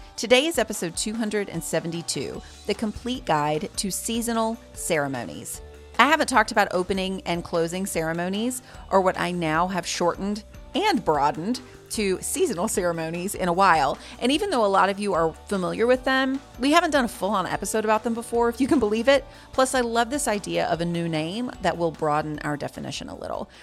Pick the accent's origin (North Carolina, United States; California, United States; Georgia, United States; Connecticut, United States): North Carolina, United States; Greensboro; I was born in Greensboro, and other than three semesters at a college one town over, I have never left.